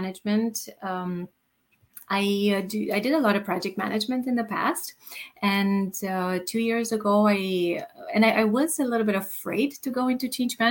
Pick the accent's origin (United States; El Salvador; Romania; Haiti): Romania; moved away; also born or lived in Germany / Canada; I come originally from Romania. I lived in Germany and in Canada